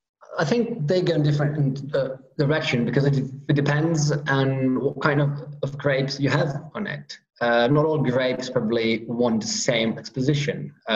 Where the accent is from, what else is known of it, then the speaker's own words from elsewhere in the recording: Piedmont, Italy; specifically we are from the Monferrato part of it. The name of this area is Alto Monferrato, is because we are on those hills, in that part of hills, slowly going towards the mountains, dividing us from Liguria and then the seaside.